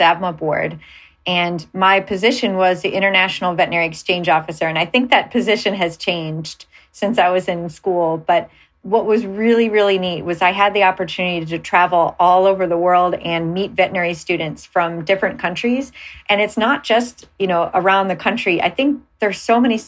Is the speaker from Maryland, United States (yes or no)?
no; Cleveland, Ohio, United States; moved away; I'm from Cleveland, Ohio originally.